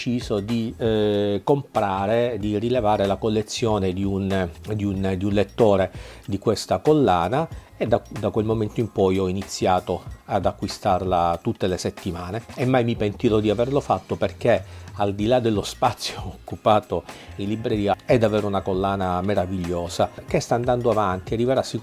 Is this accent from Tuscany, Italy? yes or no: no; Palermo, Sicily, Italy; sono sono via, sono a Palermo, mia città natale, eh, dove rimarrò alcuni giorni.